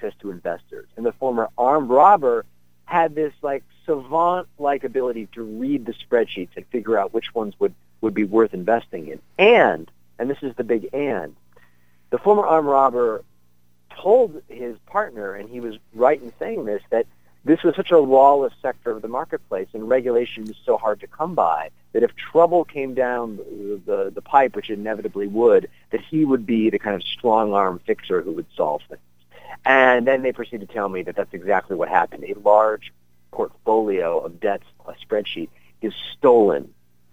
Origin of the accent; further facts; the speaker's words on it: Buffalo, New York, United States; moved away as an adult; now in New Haven, United States; I'm from Buffalo, so I kind of assured my editor confidently, oh, I'm a local boy